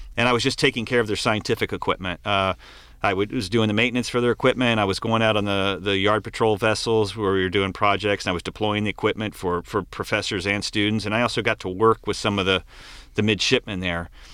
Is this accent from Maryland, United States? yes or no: yes; Maryland, United States; I grew up right by the Chesapeake Bay